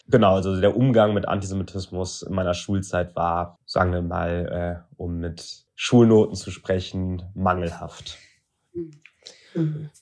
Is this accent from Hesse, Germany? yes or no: yes; Frankfurt, Hesse, Germany; now in Berlin, Germany; dass ich nach Frankfurt, meiner Geburtsstadt und Berlin, meinem Wohnort in Köln, am häufigsten in Deutschland anzutreffen bin.